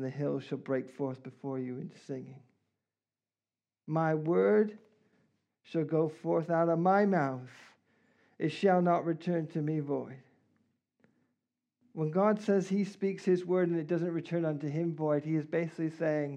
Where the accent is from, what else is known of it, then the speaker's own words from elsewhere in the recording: Canada; now in England; I'm Canadian